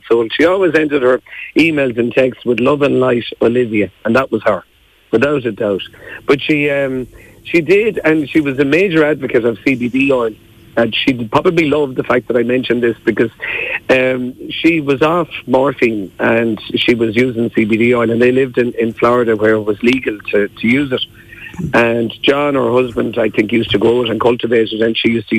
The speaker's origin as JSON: {"language": "English", "area": "Mayo", "region": "Connacht", "country": "Ireland", "said": "I'm from Mayo."}